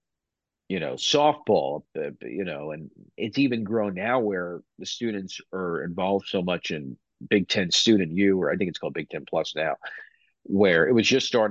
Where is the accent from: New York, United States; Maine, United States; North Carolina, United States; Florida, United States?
New York, United States; Long Island; moved away as an adult; now in Binghamton, United States; growing up in Long Island, a lot of my friends went to SUNY Binghamton